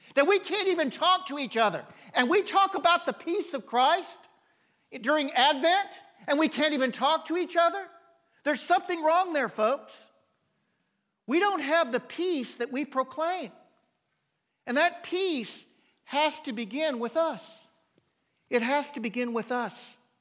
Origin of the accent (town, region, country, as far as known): United States